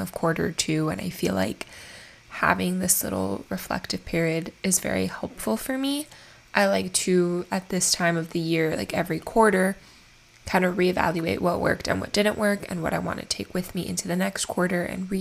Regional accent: Miami, Florida, United States; I'm born and raised in Miami

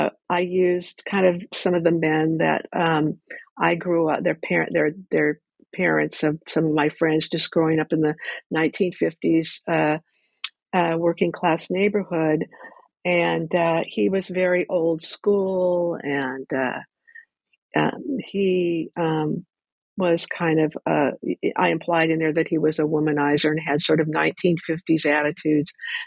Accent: Ventura, California, United States; born or raised there

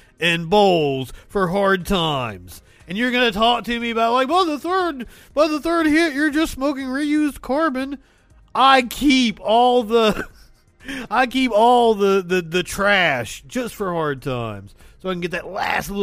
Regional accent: Pikeville, Kentucky, United States; moved away; I am originally from Kentucky. I was born and raised in Appalachia. A little town called Pikeville.

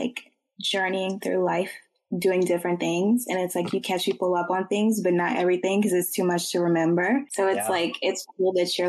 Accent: Richmond, United States; We're both from Richmond. We grew up on the same side of town, which is the south side of Richmond.

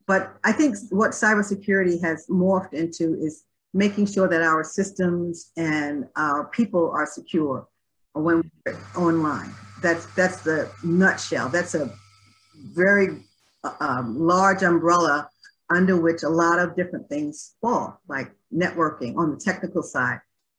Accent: Brooklyn, New York, United States; moved away as an adult; now in Washington, United States; I actually was born and raised in Brooklyn, New York. Far from there now. I moved out of New York when I was in my early 20s, which has been quite a while ago. So I'm not even sure if I still identify with being a Brooklynite. I don't have the accent anymore

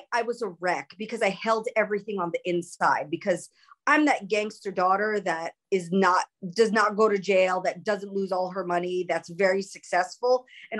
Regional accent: New York, United States; also born or lived in Los Angeles; So I'm like an inner city school kid. I grew up in New York. I grew up in LA. I grew up in the city.

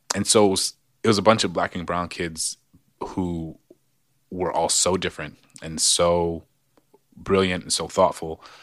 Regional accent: New Orleans, Louisiana, United States; moved away; also born or lived in Maryland; growing up in New Orleans public schools

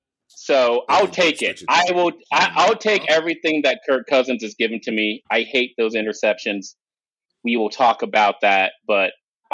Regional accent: Austin, Texas, United States; Y'all are in my hometown.

